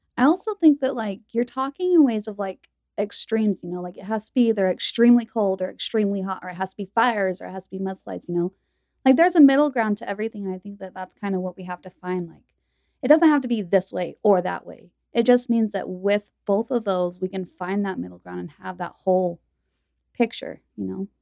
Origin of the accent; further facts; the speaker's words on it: Utah, United States; also born or lived in Texas; I was born in Utah, and my parents were, you know, raised here